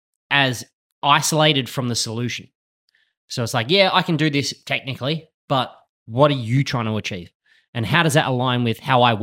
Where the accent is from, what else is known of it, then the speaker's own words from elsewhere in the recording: Bahrain; moved away; you know, I grew up in the Middle East. So I did all of my primary schooling in Bahrain